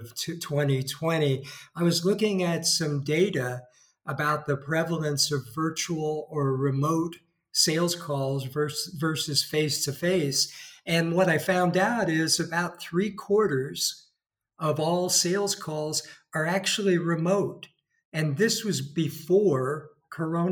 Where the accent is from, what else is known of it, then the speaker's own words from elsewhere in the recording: California, United States; moved away as an adult; now in Spain; From my voice, you could probably tell I'm from California.